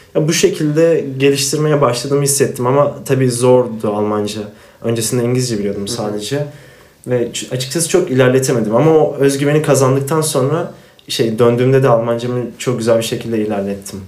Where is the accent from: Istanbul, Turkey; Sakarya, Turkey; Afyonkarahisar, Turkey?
Afyonkarahisar, Turkey; Ben Afyonluyum